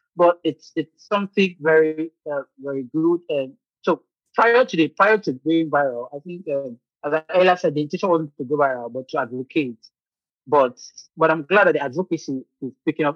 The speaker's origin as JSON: {"language": "English", "country": "Nigeria", "moved": "as an adult", "lives_now": "Ukraine", "said": "I'm a Nigerian medical illustrator"}